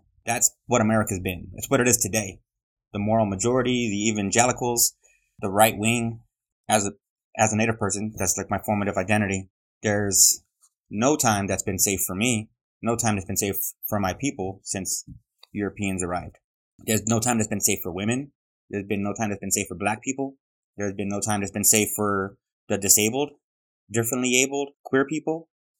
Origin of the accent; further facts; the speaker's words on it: Globe, Arizona, United States; also born or lived in Los Angeles; But by 9 months old, I was living in Globe, Arizona. I was born in East LA, like the movie, but I'm not really from LA. I was in Globe, Arizona. Then I moved so many times, I'm not really from anywhere.